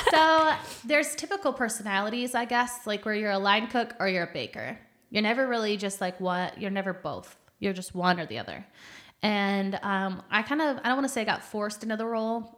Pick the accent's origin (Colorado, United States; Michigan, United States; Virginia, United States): Michigan, United States; born or raised there; moved away as an adult; also born or lived in Phoenix / Oklahoma; now in San Antonio, United States